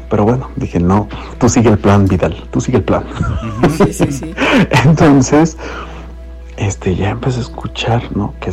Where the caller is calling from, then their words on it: Cuautitlán Izcalli, State of Mexico, Mexico; Un gusto saludarles … de Iscali.